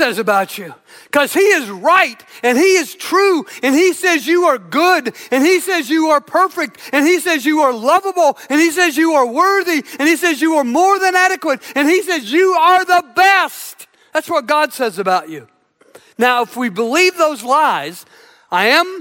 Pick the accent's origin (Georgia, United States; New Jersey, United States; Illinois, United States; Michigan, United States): Illinois, United States; Southern; I grew up in Southern Illinois